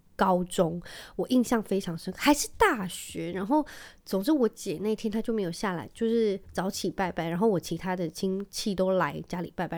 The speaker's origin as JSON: {"language": "Chinese", "region": "Penghu County", "country": "Taiwan", "tie": "born or raised there", "said": "我记得我小时候在澎湖的时候"}